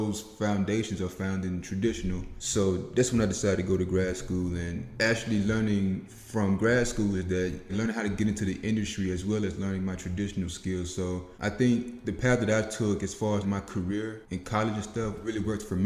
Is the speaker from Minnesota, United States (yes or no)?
no; Macon, Mississippi, United States; moved away as an adult; also born or lived in Memphis, Tennessee; I'm from Macon, Mississippi, a very small town, a town where everybody really does know your name. So it's very slow paced there. That's where I was raised